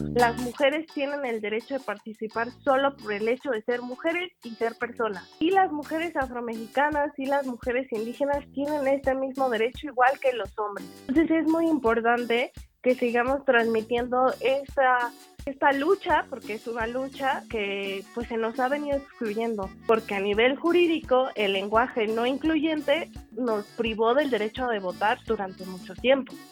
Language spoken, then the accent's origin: Spanish; Mexico City, Mexico; soy eh, afromexicana de la Ciudad de México. Mi afrodescendencia viene por mi mamá y mi abuela, que eran mujeres afrocubanas, inmigraron a México y bueno, yo ya nací aquí